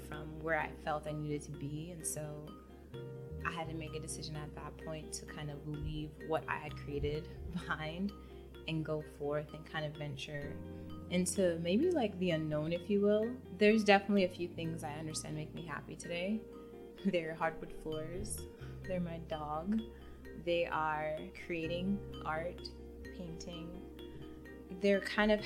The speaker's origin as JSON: {"language": "English", "region": "New York", "country": "United States", "tie": "born or raised there", "also_born_or_lived": "Mountain View, California", "moved": "as an adult", "lives_now": "Los Angeles, United States", "said": "I'm originally from New York, you know, born and raised"}